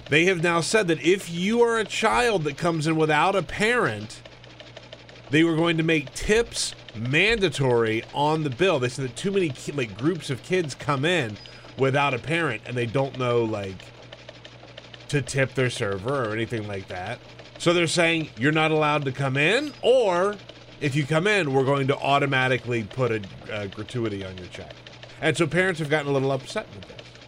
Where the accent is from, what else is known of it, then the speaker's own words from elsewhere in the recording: South Carolina, United States; grew up in South Carolina. My, all my family is from Alabama.